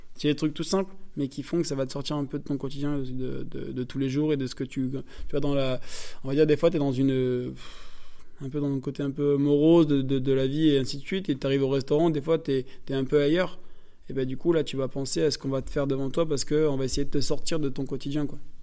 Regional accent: northern France, France; moi je viens du nord de la France

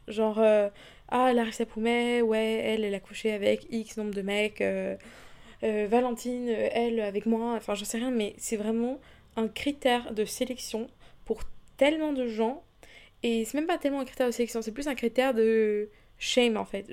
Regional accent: Belgium; moved away as an adult; now in London, United Kingdom; je suis belge

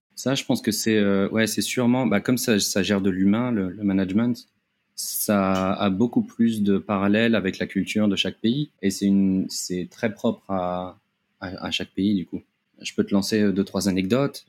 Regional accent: Paris, Île-de-France, France; moved away as an adult; also born or lived in Japan; now in Thailand; je viens de, Paris, de la région parisienne, où j'ai travaillé euh, on va dire une, petite dizaine d'années

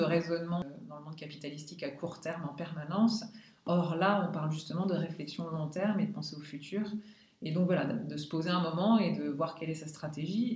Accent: Lorraine, Grand Est, France; also born or lived in Paris; ma région d'origine, donc la Lorraine

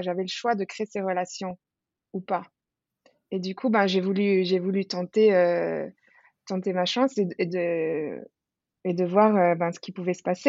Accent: Switzerland; moved away as an adult; now in Bali, Indonesia; j'ai quitté la Suisse d'où je viens

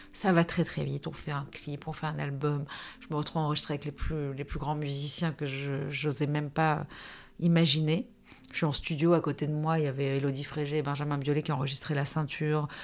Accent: Nice, Provence-Alpes-Côte d'Azur, France; moved away as an adult; also born or lived in Paris; je suis née à Nice, euh, en 78. Donc j'ai 45 ans aujourd'hui. J'ai vécu 22 ans à Nice, 22 ans à Paris

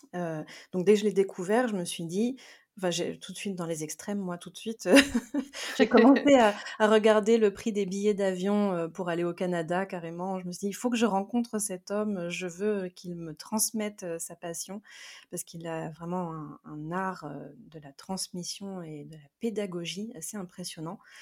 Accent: France; also born or lived in South America; Je suis née euh, en Amérique du Sud, j'ai été adoptée et j'ai grandi dans une famille donc française

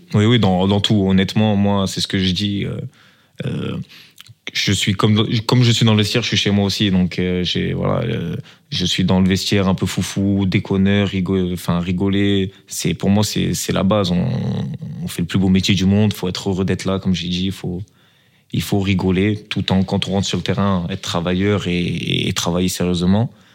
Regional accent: Marseille, Provence-Alpes-Côte d'Azur, France; now in Belgium; une expression un peu du sud, de, de chez nous, un peu à Marseille

